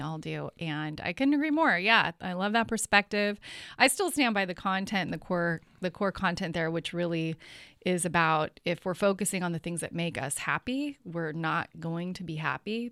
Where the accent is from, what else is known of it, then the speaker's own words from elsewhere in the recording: Bay Area, California, United States; also born or lived in Sonoma County / San Francisco; born and raised in the Bay Area, so I've been here for most of my life, especially, um, a lot of my life in Sonoma County